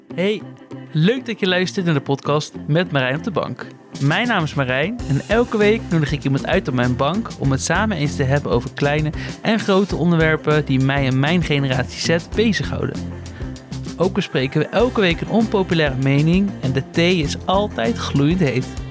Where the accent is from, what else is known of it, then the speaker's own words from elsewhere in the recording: Werkendam, North Brabant, Netherlands; in Werkendam ben ik ook echt geboren